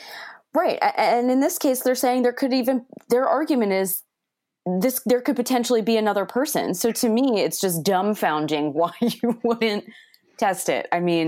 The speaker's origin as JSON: {"language": "English", "town": "Port Jefferson", "region": "New York", "country": "United States", "tie": "born or raised there", "said": "growing up, you know, in Port Jeff High School, Port Jeff Middle School"}